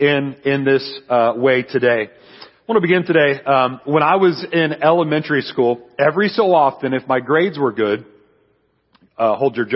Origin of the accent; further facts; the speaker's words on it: San Antonio, Texas, United States; I'm from San Antonio, Texas